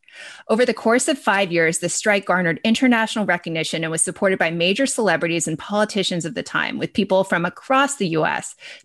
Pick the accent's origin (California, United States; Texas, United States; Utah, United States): California, United States; I'm specifically speaking as a Californian here